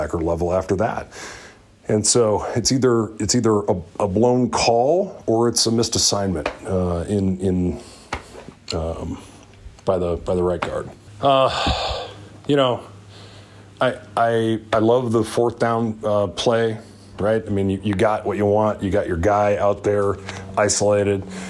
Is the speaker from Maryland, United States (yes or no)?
no; Northeast Iowa, United States; I grew up a Hawkeye in Northeast Iowa